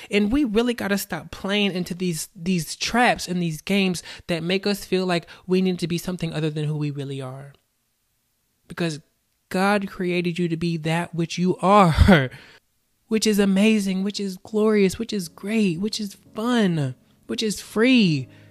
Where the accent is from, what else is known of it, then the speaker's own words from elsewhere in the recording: the South, United States; I was born and raised in the South